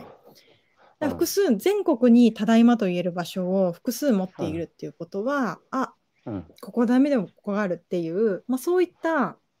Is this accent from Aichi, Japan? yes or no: no; Yokohama, Kanagawa, Japan; 浜です、神奈川県の